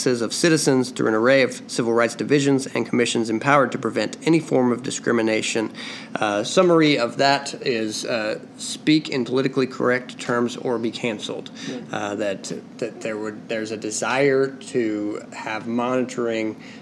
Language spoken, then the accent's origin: English; United States; as an American